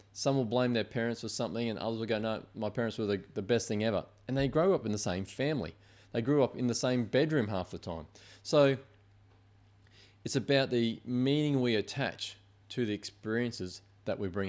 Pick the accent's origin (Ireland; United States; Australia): Australia; Queensland; moved away; I'm from Queensland.